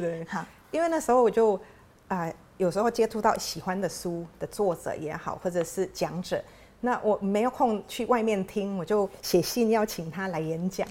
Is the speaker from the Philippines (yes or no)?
yes; Philippines; now in Taiwan; 我自己是菲律宾长大嘛，嗯。那菲律宾是一个天主教的国家，所以我从小念的学校就是天主教跟基督教的学校